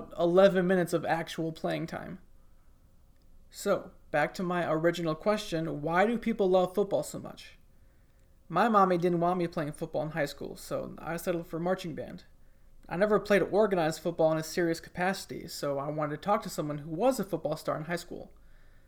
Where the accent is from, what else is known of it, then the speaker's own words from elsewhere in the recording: Michigan, United States; now in Tuscaloosa, United States; when I was like 6 or 7 years old, growing up in Michigan